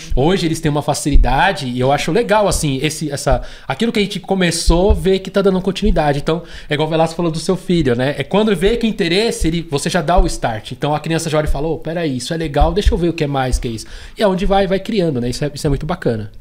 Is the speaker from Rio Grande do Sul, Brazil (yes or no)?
no; São Paulo, Brazil; eu nasci já no Capão Redondo, então já tenho, já sou cria da, da, da Zona Sul